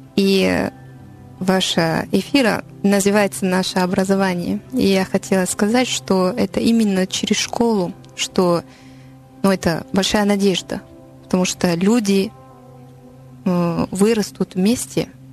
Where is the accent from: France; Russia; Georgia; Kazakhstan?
France; Paris, Île-de-France; Russian is a second language; я француженка из Парижа